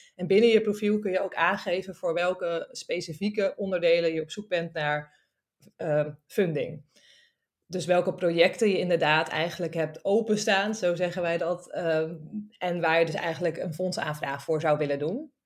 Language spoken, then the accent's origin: Dutch; Friesland, Netherlands; now in Amsterdam, Netherlands; Ik kom oorspronkelijk uit Friesland.